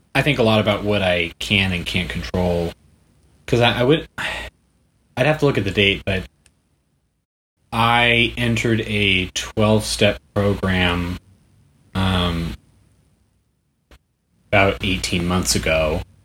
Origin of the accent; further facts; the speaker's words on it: Bay Area, California, United States; now in Los Angeles, United States; I'm from the Bay Area. I can't afford to move back home.